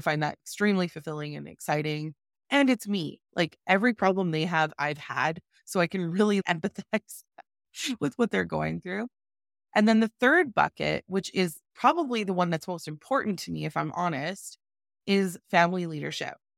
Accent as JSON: {"language": "English", "town": "Calgary", "region": "Alberta", "country": "Canada", "tie": "born or raised there", "said": "I am from Calgary, Alberta, born and raised"}